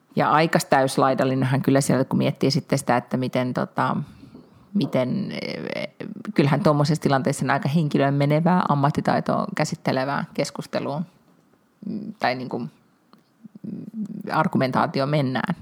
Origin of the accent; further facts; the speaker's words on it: Finland; minä olen Suomesta